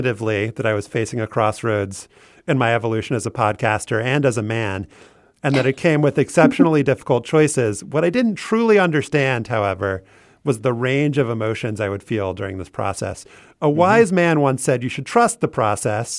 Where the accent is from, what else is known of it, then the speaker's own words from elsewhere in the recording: New Orleans, Louisiana, United States; moved away as an adult; now in Washington, D.C., United States; I'm from New Orleans originally, but Washington, D.C. truly raised me. I've been in the city for almost 14 years